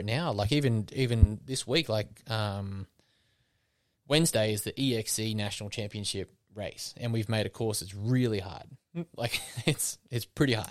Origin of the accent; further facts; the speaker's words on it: Wollongong, New South Wales, Australia; my hometown